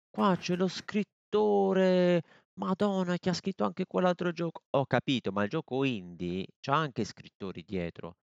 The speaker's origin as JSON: {"language": "Italian", "town": "Bari", "region": "Apulia", "country": "Italy", "said": "io sono di Bari"}